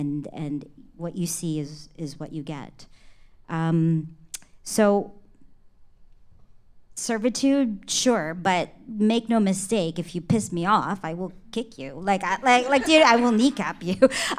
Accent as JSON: {"language": "English", "country": "Philippines", "said": "because I think being a Filipino, servitude is a thing in our culture, right?"}